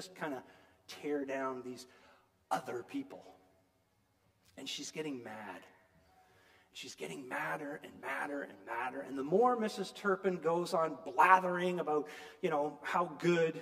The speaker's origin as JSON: {"language": "English", "area": "Niagara", "region": "Ontario", "country": "Canada", "tie": "born or raised there", "moved": "yes", "said": "I grew up in Niagara, okay? I escaped Niagara"}